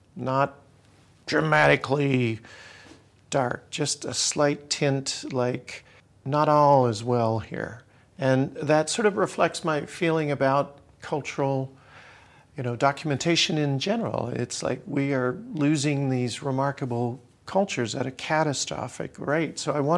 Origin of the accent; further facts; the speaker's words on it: Canada; also born or lived in Australia; I spent time in Africa. I grew up in Australia. I'm from Canada that has a rich history of traditional culture.